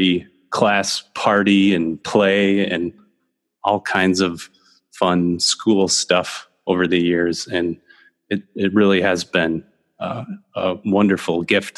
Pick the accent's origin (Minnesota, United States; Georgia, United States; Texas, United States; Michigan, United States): Minnesota, United States; Minneapolis; I grew up in South Minneapolis in Minnesota. And I think I was born at the University of Minnesota and lived in South Minneapolis until I was about 8 years old